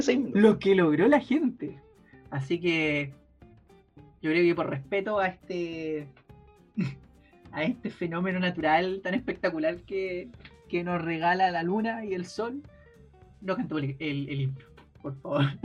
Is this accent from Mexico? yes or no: no; Chile; como chilenos podamos